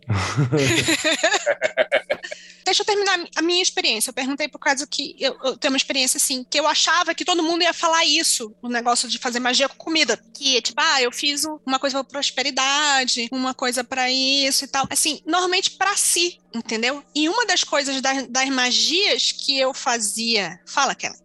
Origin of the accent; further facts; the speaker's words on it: Manaus, Amazonas, Brazil; Região norte, eu sou de Manaus.